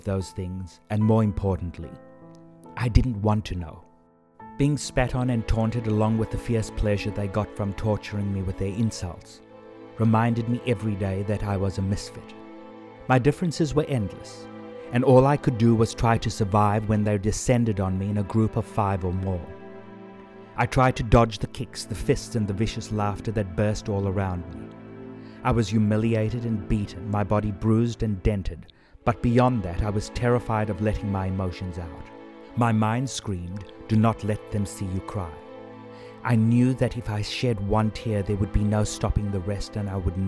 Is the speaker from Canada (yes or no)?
no; South Africa; I was born in South Africa